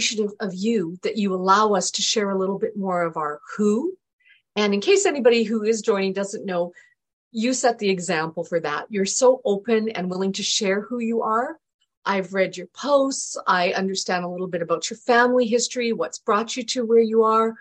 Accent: Canada; also born or lived in England; my parents moved to Canada when I was two

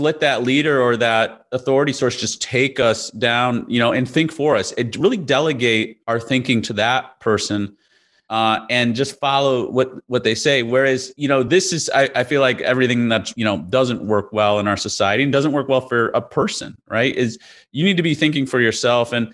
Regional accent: Chicago, Illinois, United States; I grew up in Chicago in the Midwest

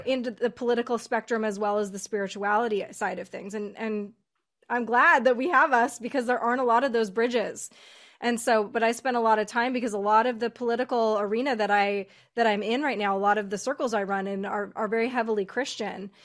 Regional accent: United States; we're all American

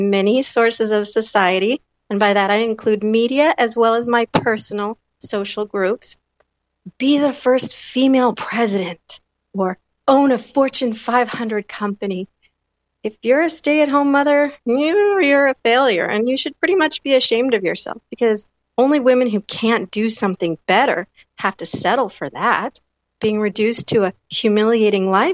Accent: United States; as an American Generation Xer, born in 1976

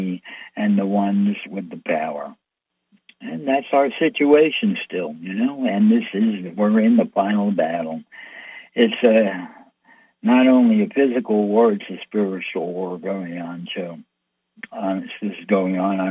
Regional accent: United States; I'm an American born, American lived here all my life.

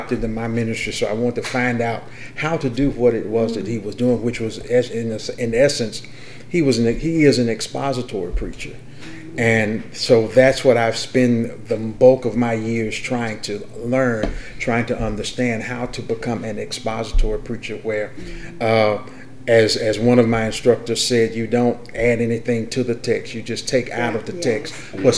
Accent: Columbia, Mississippi, United States; I am a native of Columbia, Mississippi. I was born and bred in Columbia, Mississippi

